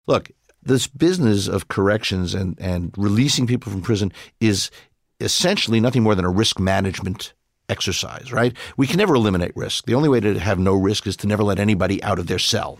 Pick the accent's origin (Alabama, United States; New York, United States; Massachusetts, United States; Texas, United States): New York, United States; New York City; I grew up in Brooklyn